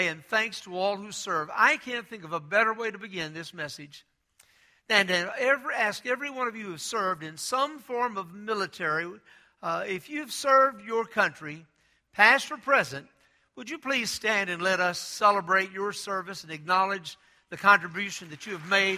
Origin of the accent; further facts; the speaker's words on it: Texas, United States; I'm from Texas